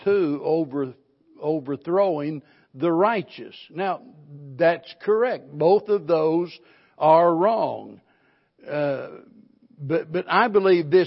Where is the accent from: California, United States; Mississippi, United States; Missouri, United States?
Missouri, United States; the Ozarks; being born and raised in the Ozarks